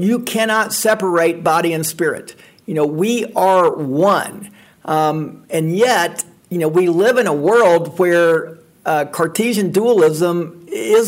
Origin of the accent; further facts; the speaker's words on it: Atlanta, Georgia, United States; moved away as an adult; now in Memphis, United States; I grew up in Atlanta, and growing up in Atlanta, I was always interested in the church